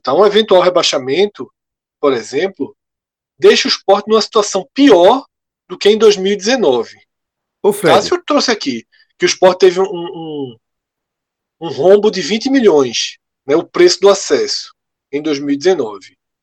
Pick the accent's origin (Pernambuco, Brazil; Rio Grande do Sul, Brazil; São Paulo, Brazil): Pernambuco, Brazil; Recife; a gente é do Recife